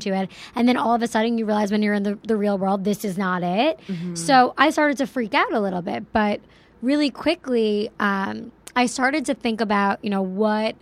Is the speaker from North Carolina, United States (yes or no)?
no; Plainview, New York, United States; Long Island, New York. Yeah, I'm from a little town called Plainview